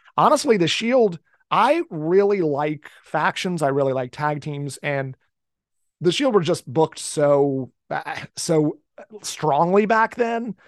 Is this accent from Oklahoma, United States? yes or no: no; Cincinnati, Ohio, United States; also born or lived in northern Kentucky; I'm from the Cincinnati area. I've lived in this area my entire life